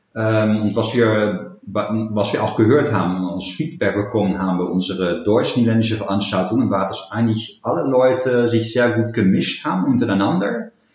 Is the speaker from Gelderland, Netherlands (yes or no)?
yes; Arnhem, Gelderland, Netherlands; moved away as an adult; also born or lived in Berlin; ik ben 40 jaar, woon in Arnhem. sinds een jaar weer kom ik oorspronkelijk uit Arnhem. Daarvoor tien jaar in Berlijn gewoond